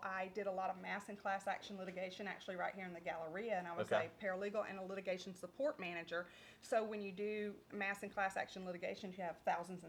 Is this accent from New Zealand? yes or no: no; Splendora, Texas, United States; also born or lived in Huffman, Texas; I'm from Splendora